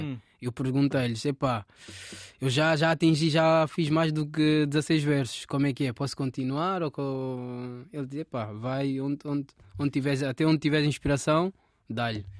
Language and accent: Portuguese; Rio de Mouro, Lisbon, Portugal; also born or lived in Angola / France; Eu basicamente cresci cá, em Portugal